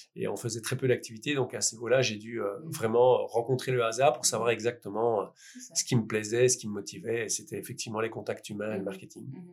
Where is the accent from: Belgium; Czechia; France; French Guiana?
Belgium; Liège, Wallonia; je venais de Liège, donc un euh, bon liégeois ne sait évidemment pas euh, parler néerlandais